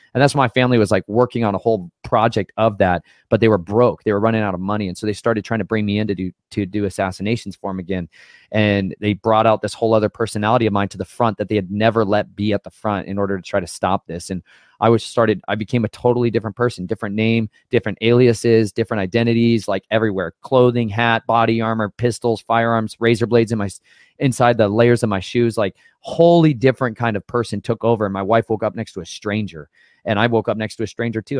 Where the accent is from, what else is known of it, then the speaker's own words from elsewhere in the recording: Colorado, United States; moved away; I'm from Colorado, um, for a few years in my life, or about half my life, I lived in Colorado